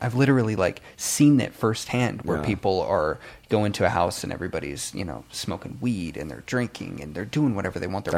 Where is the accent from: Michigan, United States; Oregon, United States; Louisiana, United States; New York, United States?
Oregon, United States; Astoria; moved away as an adult; also born or lived in Vancouver; now in Southern California, United States; I'm from Astoria, Oregon, which is a super small town